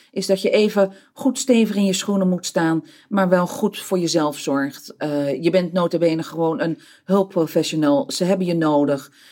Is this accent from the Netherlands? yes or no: no; Peru; moved away; Ik kom van origine uit Zuid-Amerika. Ik ben geboren eh, in Peru, eh, deels op, opgetogen.